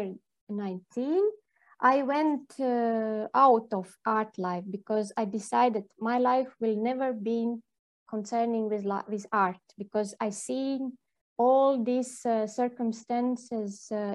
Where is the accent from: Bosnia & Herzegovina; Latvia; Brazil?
Latvia; Liepāja, South Kurzeme Municipality; English is a second language; now in Jurmala, Latvia; I grew up in Liepāja, and I was near the sea every day because I went to school by the sea